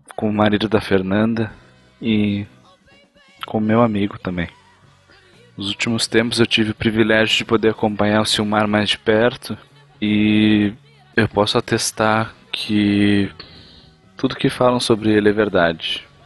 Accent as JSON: {"language": "Portuguese", "region": "interior of Rio Grande do Sul", "country": "Brazil", "said": "Eu sou lá do interior do Rio Grande do Sul e de onde eu venho, toda a minha família tem esse sotaque"}